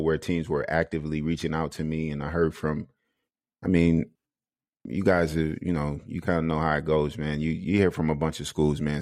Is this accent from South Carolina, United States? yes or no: yes; South Carolina, United States; moved away as an adult; now in Denmark; I'm, I'm from South Carolina